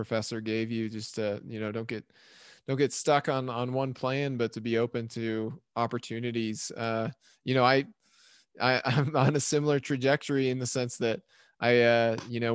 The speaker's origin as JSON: {"language": "English", "town": "Logan", "region": "Utah", "country": "United States", "tie": "born or raised there", "said": "Logan, Utah, my hometown"}